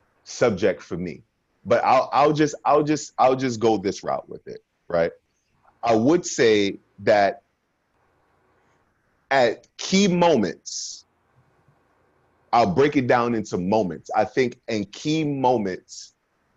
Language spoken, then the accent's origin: English; Brooklyn, New York, United States; growing up in Brooklyn at 16 years old at that time, gang violence and everything like